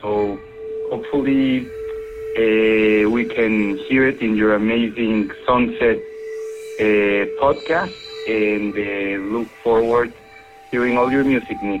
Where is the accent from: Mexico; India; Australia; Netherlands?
Mexico; now in San Diego, United States; I'm calling from San Diego, California, and originally I'm from Mexico. It's also calling on behalf of all your Mexican fans.